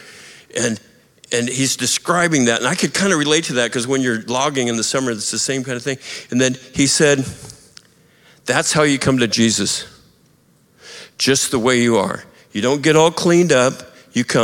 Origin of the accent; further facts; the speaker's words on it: United States; also born or lived in Montana / Idaho; when I was growing up in Montana and Idaho